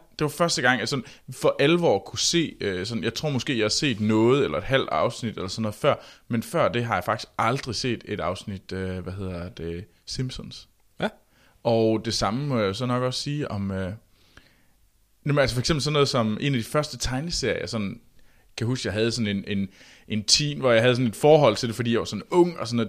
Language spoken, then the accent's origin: Danish; Denmark; vi små danskere